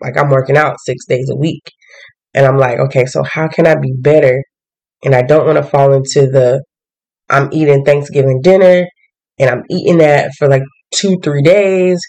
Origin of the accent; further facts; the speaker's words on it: the South, United States; I'm from the South